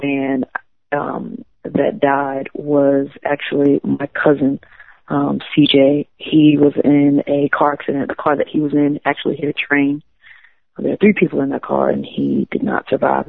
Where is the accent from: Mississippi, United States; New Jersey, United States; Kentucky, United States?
Mississippi, United States; DeLisle; my hometown is named DeLille